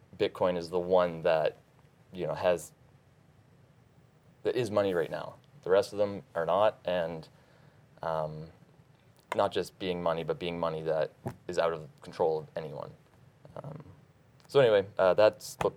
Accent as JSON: {"language": "English", "region": "Nova Scotia", "country": "Canada", "said": "I'm from Nova Scotia, up in Canada"}